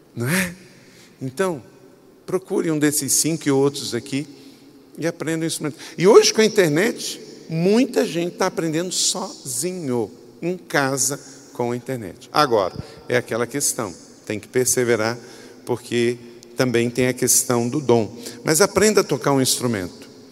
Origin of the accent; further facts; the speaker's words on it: Macaé, Rio de Janeiro, Brazil; moved away; Eu morava num lugar, quando eu era adolescente, gente, que ninguém tocava nada. Eu morava lá em Córrego do Ouro, quinto distrito de Macaé